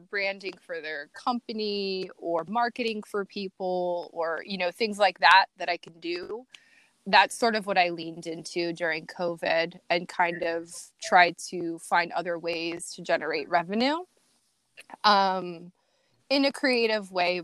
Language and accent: English; Iowa, United States; also born or lived in Los Angeles, California; now in Jacksonville, United States; I'm from Iowa. People from Iowa are cool. The Midwest